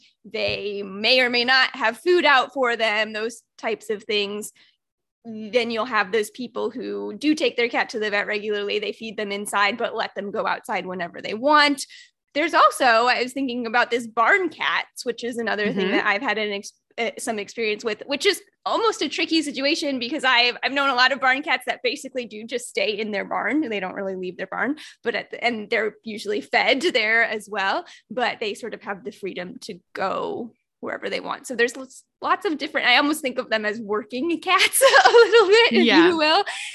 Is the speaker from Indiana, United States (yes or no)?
yes; Indiana, United States; And again, you know, I'm from Indiana is where I grew up.